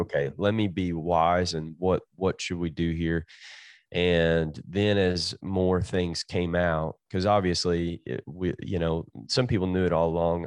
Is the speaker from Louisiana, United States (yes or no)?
no; Jenkins, Kentucky, United States; moved away as an adult; also born or lived in Tennessee; now in California, United States; Jenkins, Kentucky. I graduated from Jenkins High School